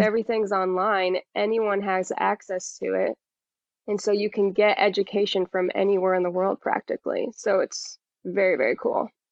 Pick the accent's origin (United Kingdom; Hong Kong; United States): United States; Indianapolis, Indiana; also born or lived in Costa Rica; I'm from Indianapolis